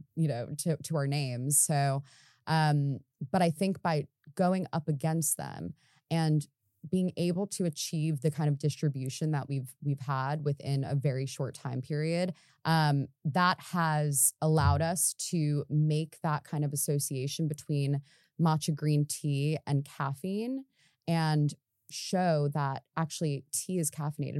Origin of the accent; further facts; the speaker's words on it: United States; moved away as an adult; now in London, United Kingdom; coming over here as an American